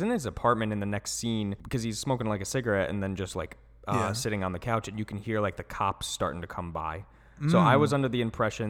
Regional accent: United Kingdom; I'm British.

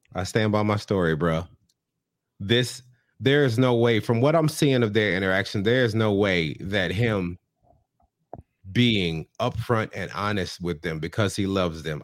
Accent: the South, United States; I grew up in the South with a F.

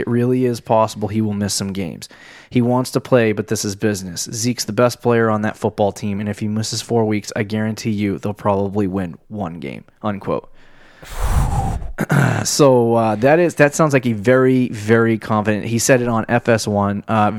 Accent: South Carolina, United States; Well, I came from South Carolina. I'm just peachy.

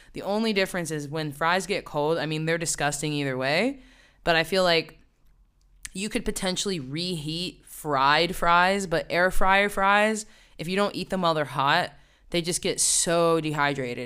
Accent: West Virginia, United States; moved away as an adult; now in New York, United States; I grew up in the woods. I really did, in the mountains

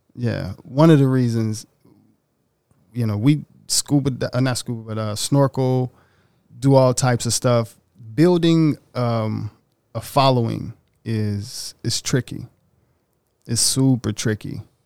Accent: Oxford, Mississippi, United States; moved away as an adult; now in Los Angeles, United States; I'm from Little Bitty, Oxford, Mississippi

